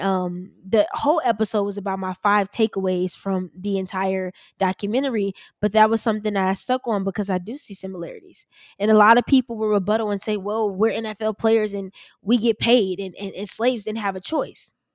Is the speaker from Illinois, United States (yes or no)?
yes; Chicago, Illinois, United States; I'm from Chicago